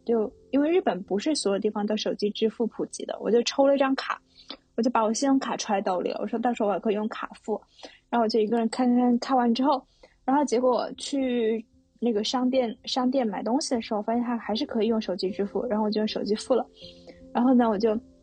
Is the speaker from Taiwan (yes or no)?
no; China; now in Tokyo, Japan; 我是中国人